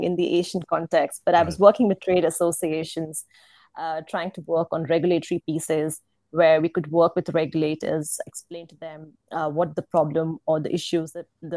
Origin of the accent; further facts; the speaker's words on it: India; moved away as an adult; also born or lived in Singapore / Netherlands; I'm from India